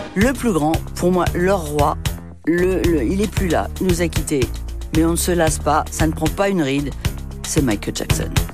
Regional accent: France; moved away; also born or lived in New York, United States; quand on est français

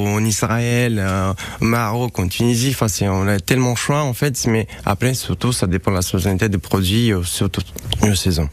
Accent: Romania; French is a second language; moved away as an adult; also born or lived in Paris, France; now in Nice, France; je suis né en Roumanie et ça fait un petit moment que je suis à Nice.

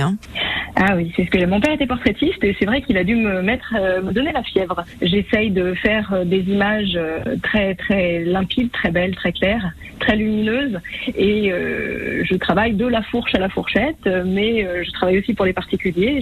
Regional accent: Savoie, Auvergne-Rhône-Alpes, France; j'ai grandi en Savoie

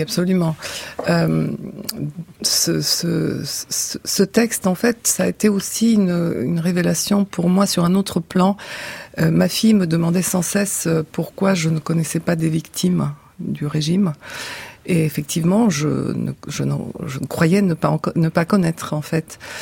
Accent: Bulgaria; moved away as an adult; j'ai quitté la Bulgarie à 30 ans

